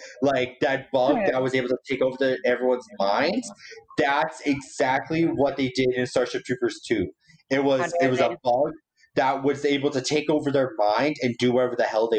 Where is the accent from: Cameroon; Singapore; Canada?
Canada; I'm also from Canada. We don't do that kind of stuff around here.